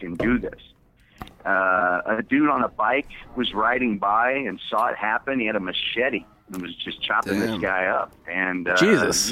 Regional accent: Indianapolis, Indiana, United States; now in Texas, United States; I'm originally from Indianapolis.

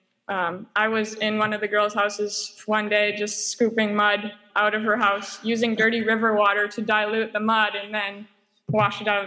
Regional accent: Cowichan Valley, British Columbia, Canada; moved away as an adult; now in Costa Rica; I grew up in the Cowichan Valley and grew up going to New Life Community Baptist Church

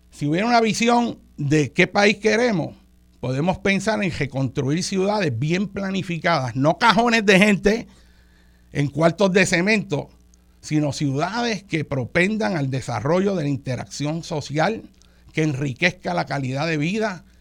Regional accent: Puerto Rico; No es que somos puertorriqueños, no es que por ser puertorriqueños somos menos

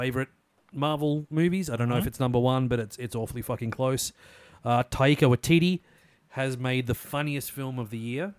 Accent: Australia; I'm an Australian.

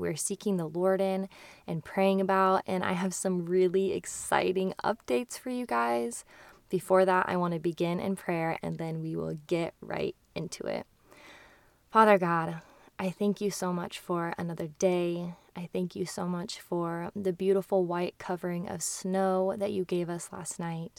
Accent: Kearney, Nebraska, United States; also born or lived in Hawaii; now in Lincoln, United States; to Kearney, my hometown

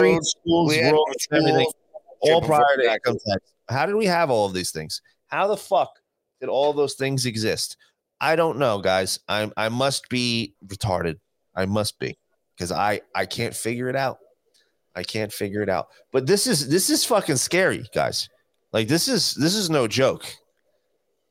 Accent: New Jersey, United States; moved away as an adult; I left my home state of New Jersey, my family, everybody, because taxes were so insane.

